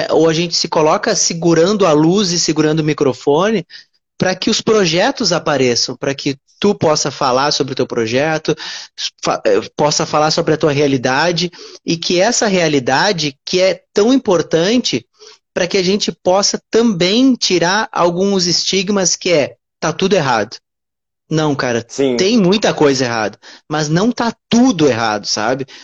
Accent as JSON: {"language": "Portuguese", "town": "Uruguaiana", "region": "Rio Grande do Sul", "country": "Brazil", "also_born_or_lived": "Porto Alegre", "lives_now": "Rio de Janeiro, Brazil", "said": "eu moro no Rio de Janeiro hoje, né? Mas eu sou ah. gaúcho, ah. eu sou"}